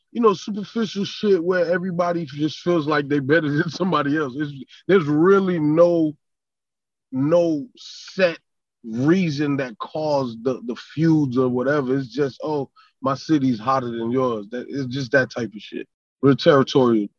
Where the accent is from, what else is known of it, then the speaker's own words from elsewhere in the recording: Miami, Florida, United States; accent: up north; also born or lived in Brooklyn, New York; being a kid from Brooklyn, growing up in Miami, there was always some um, diversity. You know, I dressed different, I talked different.